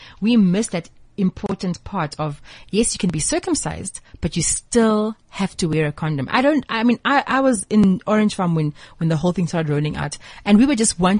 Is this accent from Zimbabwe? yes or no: yes; Zimbabwe; moved away; I'm also originally from Zimbabwe.